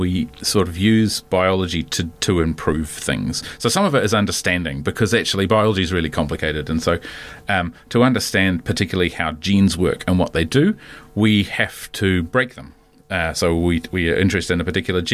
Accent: Wellington, New Zealand; also born or lived in Canada / London; I grew up in the back end of Wellington

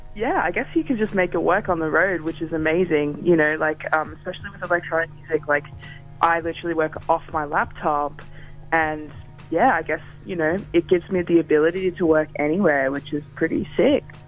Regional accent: Melbourne, Victoria, Australia; I'm from Melbourne

